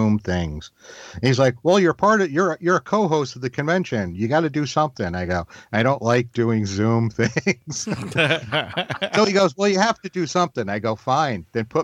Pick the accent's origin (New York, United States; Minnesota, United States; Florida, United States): New York, United States; also born or lived in Massachusetts; now in North Carolina, United States; I grew up in New York and then I moved to Massachusetts and then down here to North Carolina.